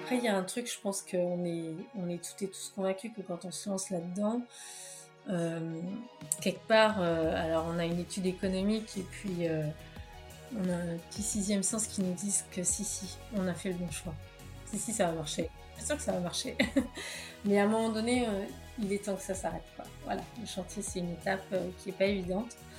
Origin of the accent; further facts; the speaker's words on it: Plouguerneau, Brittany, France; moved away as an adult; also born or lived in Rennes / Paris; on est natifs de Pouillerneau, tous les deux